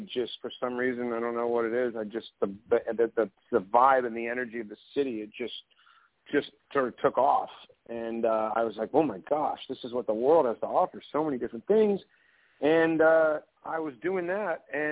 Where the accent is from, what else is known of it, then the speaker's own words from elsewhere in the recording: Eugene, Oregon, United States; moved away as an adult; also born or lived in New York / Los Angeles; growing up in Eugene, Oregon.